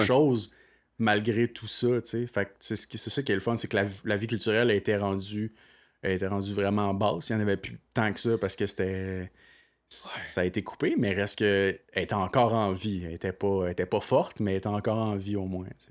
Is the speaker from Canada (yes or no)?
yes; Magog, Quebec, Canada; je viens de Magog et non de Sherbrooke